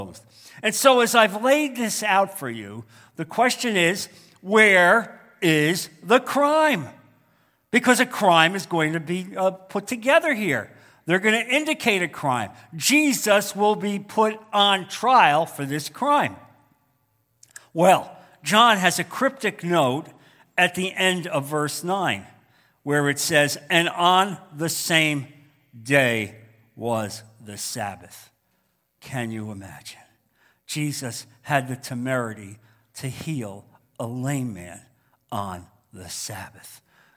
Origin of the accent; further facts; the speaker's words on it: New York metropolitan area, United States; moved away; growing up in the New York metropolitan area